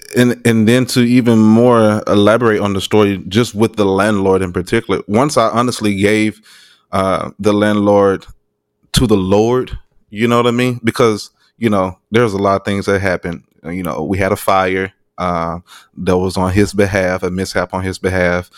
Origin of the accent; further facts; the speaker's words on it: Arkansas, United States; moved away; I'm from Arkansas